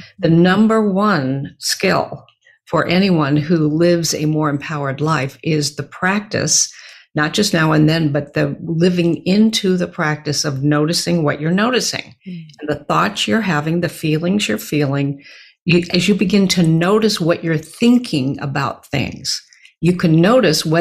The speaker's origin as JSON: {"language": "English", "town": "Beaverton", "region": "Oregon", "country": "United States", "tie": "born or raised there", "said": "I grew up in Beaverton, Oregon, a suburb of Portland"}